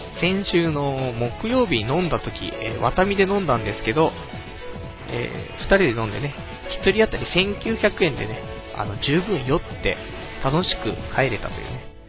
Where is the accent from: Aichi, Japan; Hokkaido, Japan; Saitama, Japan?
Saitama, Japan; 僕の地元の埼玉の